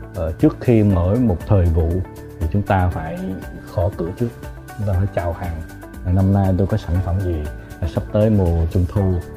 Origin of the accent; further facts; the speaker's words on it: Vietnam; mình là người Việt Nam